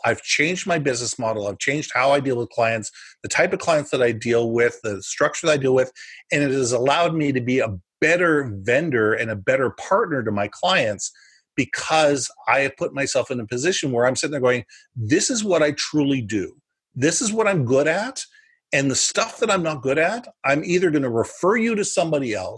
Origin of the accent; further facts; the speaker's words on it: United States; now in Canada; I was born in the U.S. I'm an American citizen.